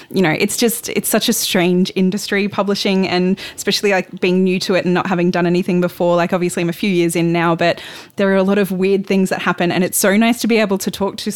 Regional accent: Sunshine Coast, Queensland, Australia; I grew up on the Sunshine Coast

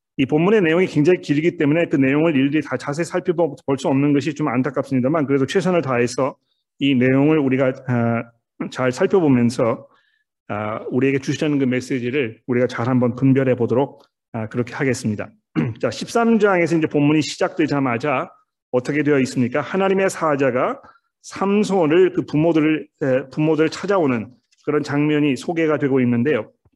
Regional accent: South Korea; 우리는 이 한국 사람이라는 틀 안에 살고 있습니다

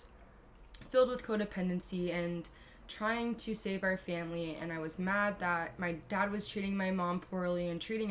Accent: Carlsbad, California, United States; I grew up here in San Diego. I grew up in North County in a beautiful city called Carlsbad, California.

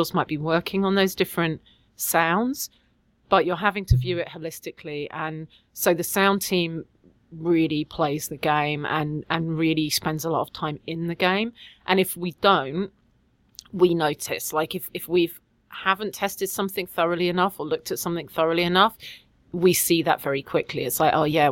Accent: London, United Kingdom; moved away as an adult; also born or lived in Quebec; now in Quebec City, Canada; I am English and I do actually originally come from London

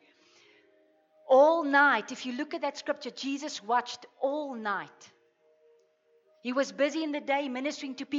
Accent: South Africa; growing up in the Afrikaner culture and growing up in religion

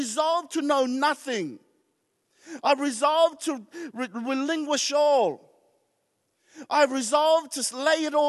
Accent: New Zealand; also born or lived in Tonga; as first generations coming, growing up in New Zealand, we were quite embarrassed of who we were

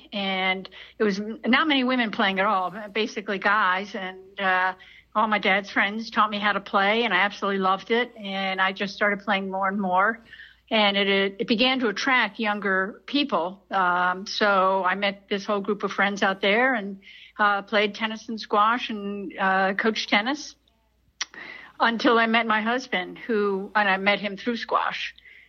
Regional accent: Pittsburgh, Pennsylvania, United States; moved away as an adult; also born or lived in Florida; I grew up in Pittsburgh, Pennsylvania

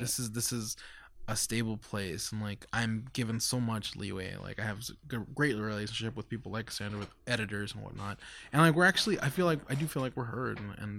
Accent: Mexico; born there; I take the fact that I was born in Mexico, the fact that I struggle with identity, the fact that goes home with me.

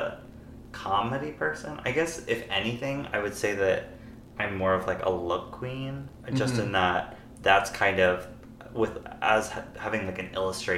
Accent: Pennsylvania, United States; now in Stockton, United States; I'm from Pennsylvania

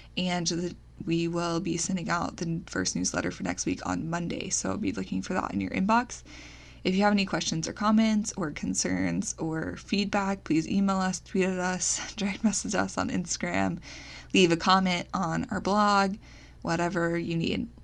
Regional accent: United States; as the American taxpayers

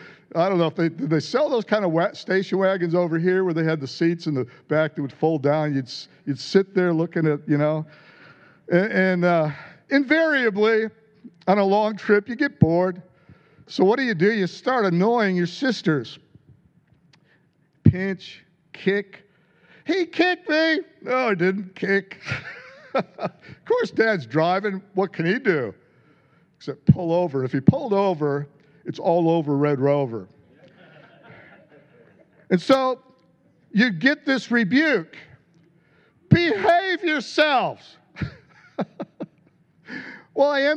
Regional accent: United States; I grew up in America. You could probably tell by my lack of a royal accent

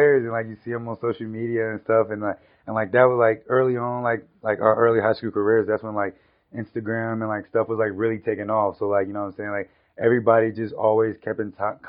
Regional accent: Midwest, United States; moved away; we're both from the Midwest

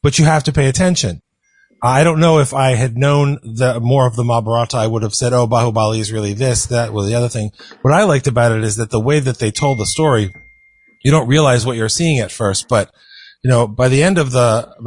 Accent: United States; being an American

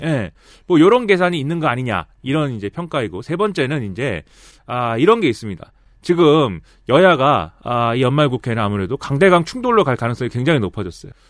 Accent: Suwon, Gyeonggi Province, South Korea; 저의 출신, 저의 고향인 수원시가

